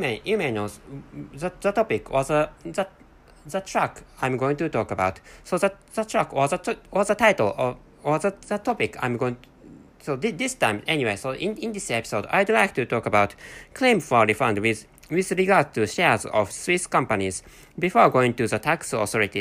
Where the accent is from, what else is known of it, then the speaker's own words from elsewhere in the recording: Japan; accent: Japanese; first language Japanese; English is a second language; my mother tongue is Japanese language